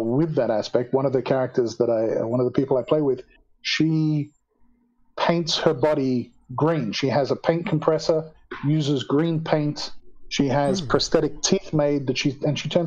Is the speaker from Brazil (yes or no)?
no; Australia; moved away as an adult; now in South Africa; I am originally Australian. I immigrated to South Africa in 2002